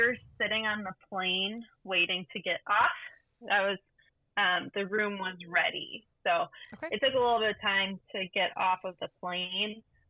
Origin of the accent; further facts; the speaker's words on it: Wisconsin, United States; We are from Wisconsin, so we flew out of the Milwaukee airport.